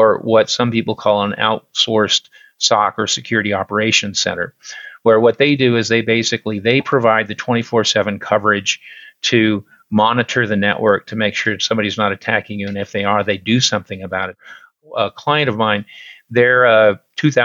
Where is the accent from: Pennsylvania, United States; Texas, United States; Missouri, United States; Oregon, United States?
Oregon, United States; Central; I'm a native Oregonian. I was born in Central Oregon. All but 3 years of my life, I've lived in Oregon